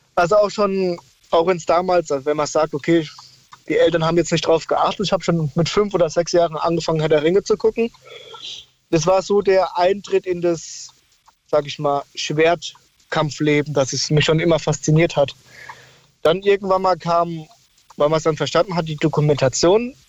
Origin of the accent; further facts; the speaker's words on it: Odenwald, near Bensheim, Fürth, Hesse, Germany; ich bin damals im Rotenwald aufgewachsen, da war es auf der Lindenfelser Burg, das ist in der Nähe von Bensheim, Fürth, Hessen.